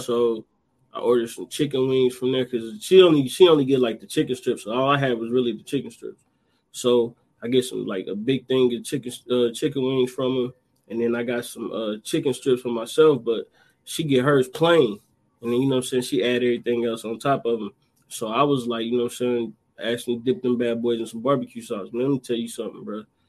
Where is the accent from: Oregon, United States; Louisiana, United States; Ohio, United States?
Ohio, United States; Dayton; right here in my hometown